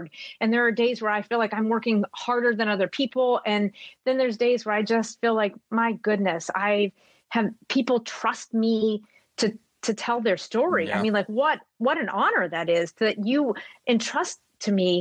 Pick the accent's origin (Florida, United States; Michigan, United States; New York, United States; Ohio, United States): Ohio, United States; WKBN's area; moved away as an adult; now in Minnesota, United States; my hometown, and I guess I just thought I would grow up and live there forever